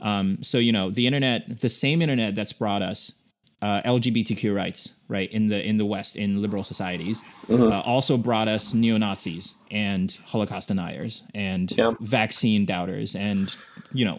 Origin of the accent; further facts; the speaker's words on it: China; now in United States; born and raised in China, and I came to the U.S. just like you